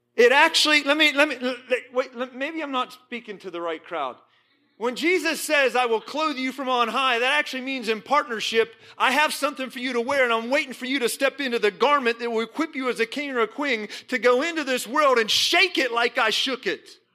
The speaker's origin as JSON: {"language": "English", "town": "Johnstown", "region": "Pennsylvania", "country": "United States", "tie": "born or raised there", "said": "I was born in Johnstown, Pennsylvania"}